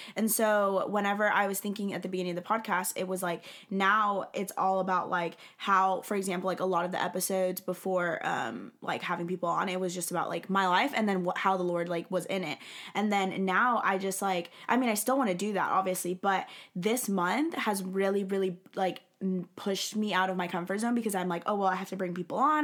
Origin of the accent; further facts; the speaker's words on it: Alabama, United States; now in Texas, United States; I'm from the South. so I, I, like, live in Texas, um, and I grew up in Alabama